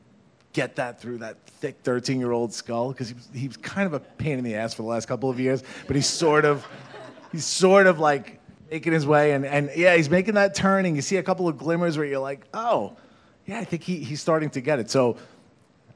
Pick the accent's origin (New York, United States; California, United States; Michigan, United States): New York, United States; Farmingdale; we're from this place. We're both from Farmingdale. We are Dalers